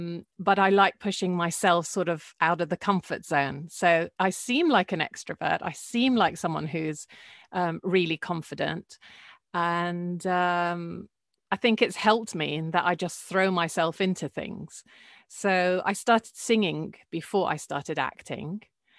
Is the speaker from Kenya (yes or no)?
no; Jordan; It was really, really nice because there's a real sense of community. It's a very small country, so you feel that everyone knows everyone.